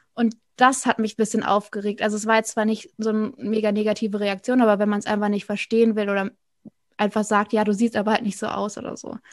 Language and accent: German; Rhineland-Palatinate, Germany; moved away as an adult; also born or lived in North Sea coast; ursprünglich komme ich aus der Pfalz, dann war ich an der Nordsee